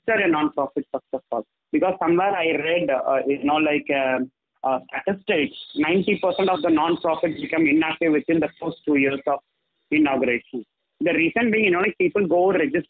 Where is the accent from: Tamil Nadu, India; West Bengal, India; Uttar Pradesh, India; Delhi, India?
Tamil Nadu, India; I am from Tamil Nadu